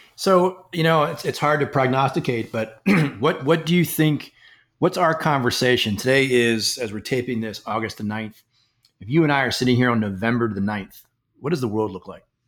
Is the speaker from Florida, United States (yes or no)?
no; Washington, District of Columbia, United States; the Republic of Washington, D C, my hometown